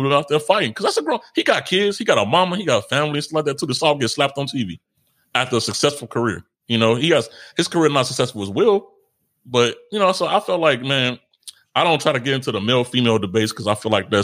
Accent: Chicago, Illinois, United States; I'm from Chicago

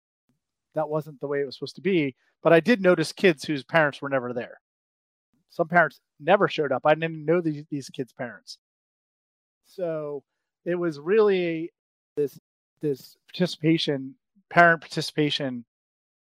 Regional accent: Brockton, Massachusetts, United States; I grew up outside of Boston, in a city called Brockton.

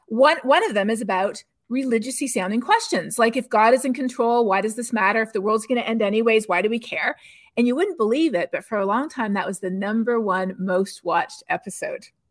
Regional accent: Canada; now in Texas, United States; I'm not from Texas, I'm actually Canadian originally

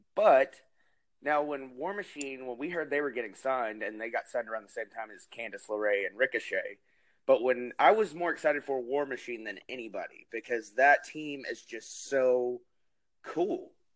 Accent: New Jersey, United States; moved away; also born or lived in Arkansas; I grew up in New Jersey, so I watched a lot of ECW

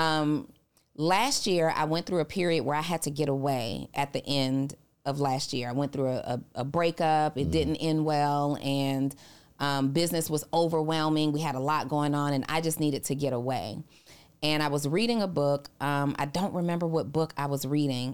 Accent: New Orleans, Louisiana, United States; moved away; I'm originally from New Orleans

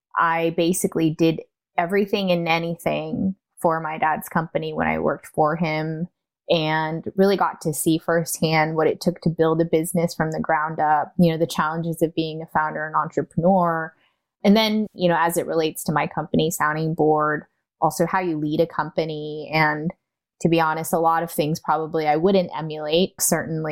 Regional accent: California, United States; also born or lived in Taiwan; I am from Taiwan and am a first-generation immigrant. I came when I was two, so, you know, culturally and norms-wise, I grew up as a California-American kid.

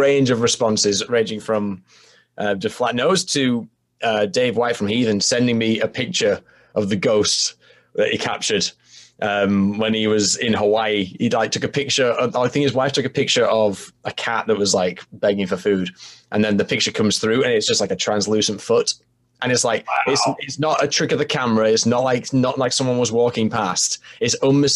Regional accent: Halifax, Yorkshire and the Humber, United Kingdom; now in York, United Kingdom; Halifax, so that's my hometown

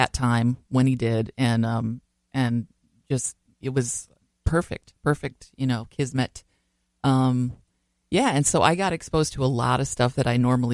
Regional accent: Walker, Minnesota, United States; I am from northern Minnesota.

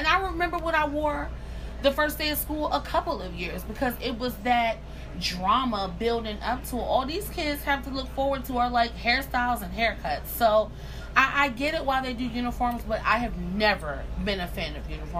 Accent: Montgomery County, Maryland, United States; I'm a Maryland girl. I grew up in Maryland in Montgomery County

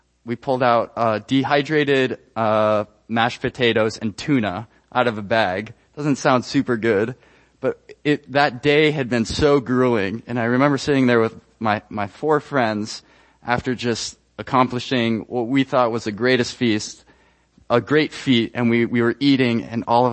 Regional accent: Ecuador; moved away as an adult; I was born and raised in Ecuador. I spent 18 years there

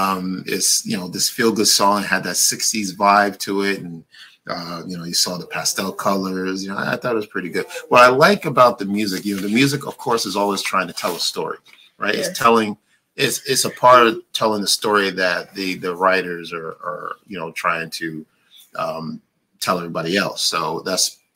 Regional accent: New York City, New York, United States; I grew up in Brooklyn

